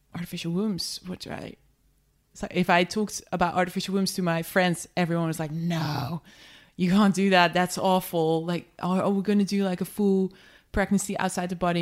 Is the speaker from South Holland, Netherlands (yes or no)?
no; just outside of Amsterdam, North Holland, Netherlands; moved away as an adult; also born or lived in London; I grew up just outside of Amsterdam